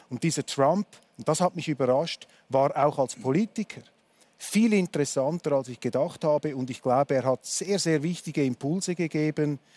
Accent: Switzerland; Das hat für mich als Schweizer etwas Tröstliches

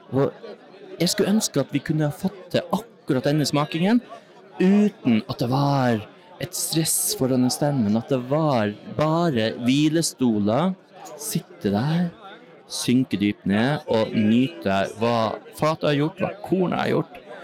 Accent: Northern Norway, Norway; Jeg er fra Nord-Norge, som dere hører selv

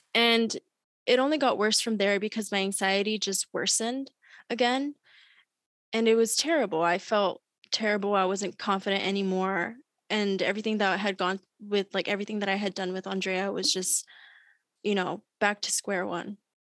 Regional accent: Long Beach, California, United States; also born or lived in Berkeley, California; I was born and raised in Long Beach, California.

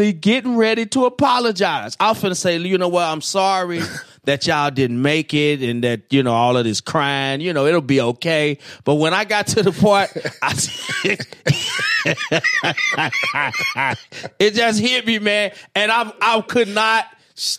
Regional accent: St. Louis, Missouri, United States; I was right here from St. Louis.

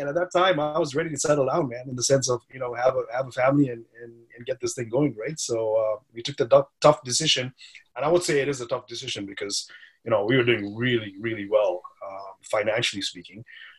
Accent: India; So I grew up, originally I'm from India, right? So my parents are from India, even though my name doesn't say that. Portuguese roots.

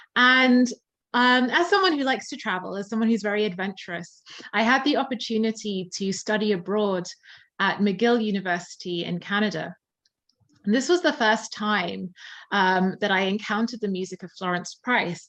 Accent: Surrey, South East England, United Kingdom; now in London, United Kingdom; I tend to say, yes, I'm from London, but I'm from the outskirts. Um, I was born in um, Surrey.

